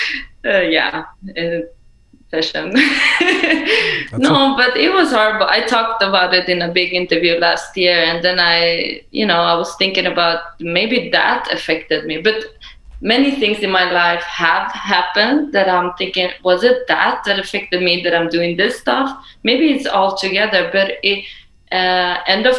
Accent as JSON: {"language": "English", "country": "Sweden", "tie": "born or raised there", "also_born_or_lived": "Iran", "said": "I'm Iranian, grew up in Sweden"}